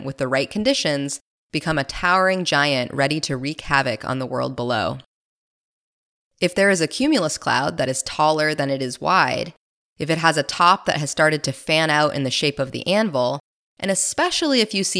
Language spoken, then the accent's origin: English; Iowa, United States; I grew up in Iowa, which is part of Tornado Alley, a collection of states where tornado activity is higher than the rest of the U.S.